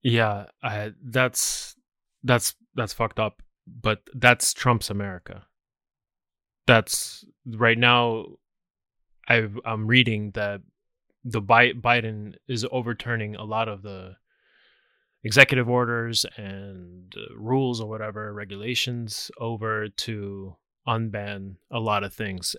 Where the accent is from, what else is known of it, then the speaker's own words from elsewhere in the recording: United States; I'm American